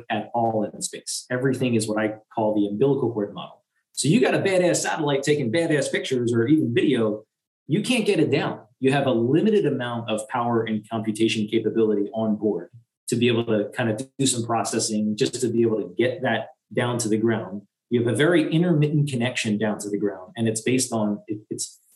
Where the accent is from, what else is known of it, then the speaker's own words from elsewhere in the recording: United States; I'm American